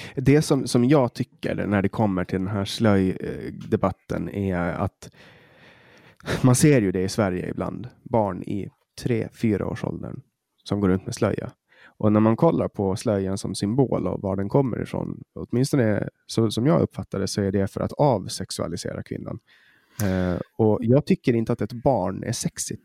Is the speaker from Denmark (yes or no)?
no; Åland Islands; vi har på Åland, har vi hemma på Åland